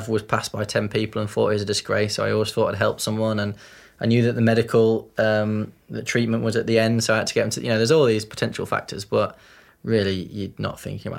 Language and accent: English; Yorkshire and the Humber, United Kingdom; we're from Yorkshire